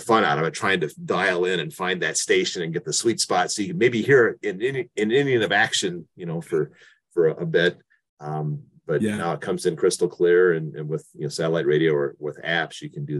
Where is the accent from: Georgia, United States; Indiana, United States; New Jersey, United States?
Indiana, United States; rural; moved away; also born or lived in Michigan; as a youngster growing up in rural Indiana, where there was not a team